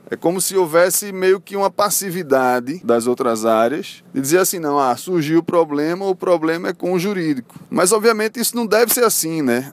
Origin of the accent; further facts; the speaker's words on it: Recife, Pernambuco, Brazil; sou de Recife